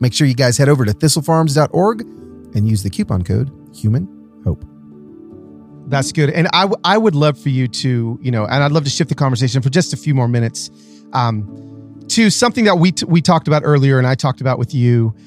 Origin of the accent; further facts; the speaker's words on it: Nashville, Tennessee, United States; my hometown of Nashville